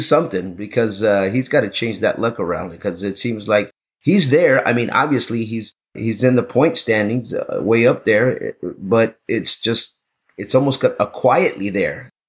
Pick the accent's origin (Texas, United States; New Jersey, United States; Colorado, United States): Texas, United States; now in Los Angeles, United States; I'm from Texas